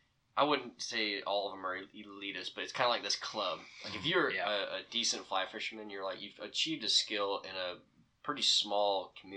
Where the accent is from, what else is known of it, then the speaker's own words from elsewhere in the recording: western Montana, United States; moved away; also born or lived in Eastern Washington; I grew up in western Montana